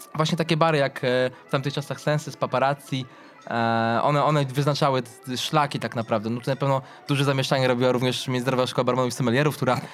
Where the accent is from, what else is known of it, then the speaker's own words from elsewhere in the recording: Lublin, Lublin Voivodeship, Poland; spacerując po centrum Lublina, mojego rodzinnego miasta